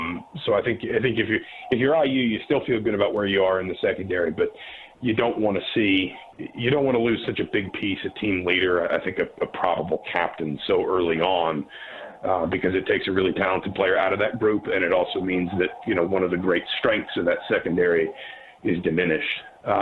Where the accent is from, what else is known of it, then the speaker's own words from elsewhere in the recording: Atlanta, Georgia, United States; moved away; I'm from Atlanta